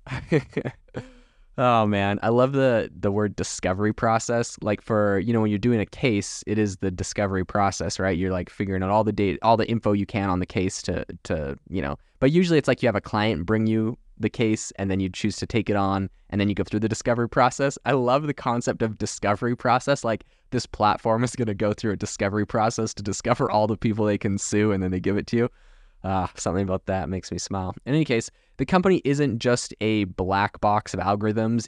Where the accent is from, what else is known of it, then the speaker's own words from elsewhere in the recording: Canada; moved away as an adult; now in United States; I remember growing up in Canada